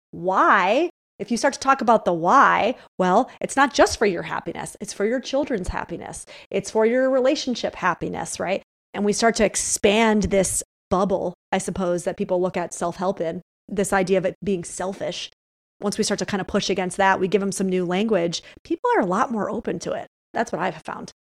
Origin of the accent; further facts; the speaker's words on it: upstate New York, United States; moved away as an adult; now in Los Angeles, United States; I knew I had to get out of my hometown, like, I'm from a smaller town upstate New York